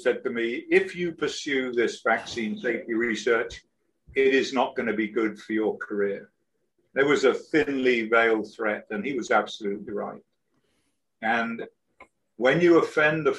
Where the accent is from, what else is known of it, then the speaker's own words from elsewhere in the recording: United Kingdom; moved away as an adult; also born or lived in London; now in Florida Keys, United States; I'm British, and I live at the moment. I live on a sailboat. I'm down in the Florida Keys